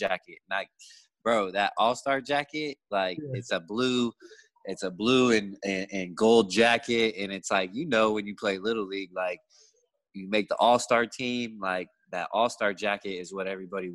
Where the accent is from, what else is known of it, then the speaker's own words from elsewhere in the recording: Escondido, California, United States; also born or lived in Carlsbad, California; I actually grew up in Escondido a little bit.